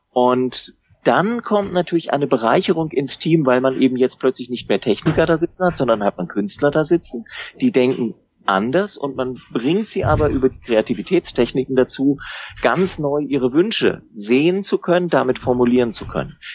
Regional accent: Baden-Württemberg, Germany; wenn wir nicht huddeln wollen, um das mal als Schwabe zu sagen

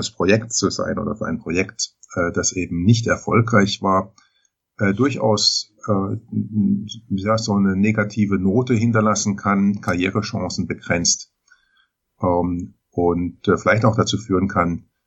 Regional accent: Baden-Baden, Baden-Württemberg, Germany; Ich komme geografisch her, hier aus dem Raum Baden-Baden.

